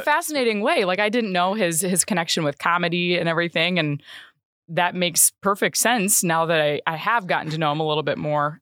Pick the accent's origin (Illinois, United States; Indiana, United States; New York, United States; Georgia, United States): Illinois, United States; Le Roy; moved away as an adult; also born or lived in Macomb, Illinois / Schuyler County, Illinois; now in Kankakee, United States; I am originally from a very small rural town in central Illinois. Um, so it's called Leroy